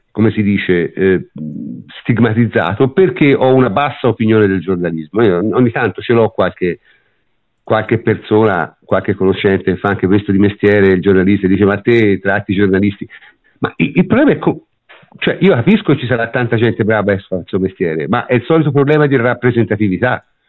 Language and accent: Italian; Tuscany, Italy; io sono toscano